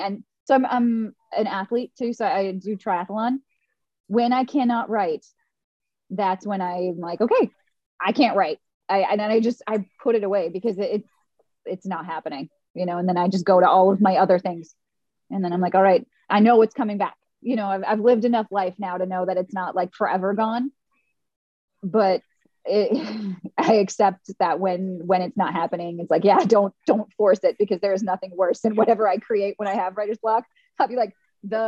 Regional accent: Fargo, North Dakota, United States; I'm from Fargo, for reals. Like, I come from very, very conservative family.

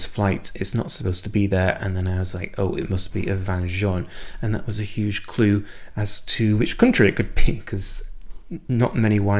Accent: United Kingdom; moved away as an adult; I am British, and I went through the British education system all the way through from 5 years old to doing a PhD

